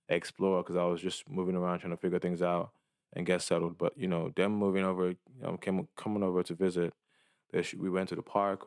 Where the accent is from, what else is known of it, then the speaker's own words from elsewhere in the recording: Dallas, Texas, United States; moved away as an adult; now in San Francisco, United States; I felt like Dallas was too small.